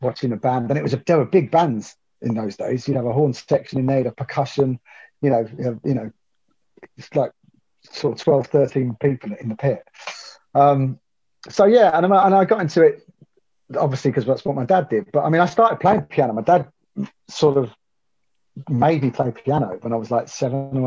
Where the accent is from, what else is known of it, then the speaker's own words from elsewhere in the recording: Northampton, East Midlands, United Kingdom; moved away; I'm from Northampton originally